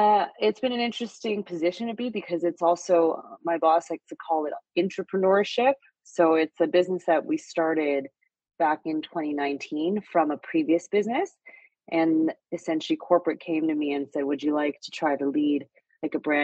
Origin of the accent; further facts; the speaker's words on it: Vancouver, British Columbia, Canada; moved away as an adult; also born or lived in Xi'an, China / Montreal; now in Toronto, Canada; my parents came to Canada when I was 8 months old. So I grew up in Vancouver